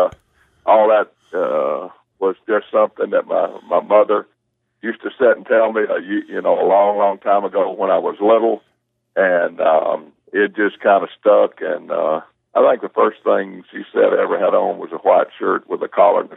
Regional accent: Cedartown, Georgia, United States; I grew up in Cedartown and played ball there for Doc Ayers

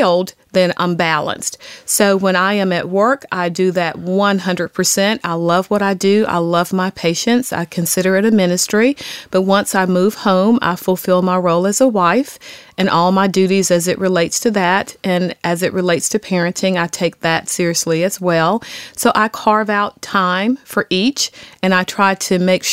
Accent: Jackson, Mississippi, United States; moved away as an adult; also born or lived in Dartmouth (New Hampshire); I'm actually from Jackson, Mississippi.

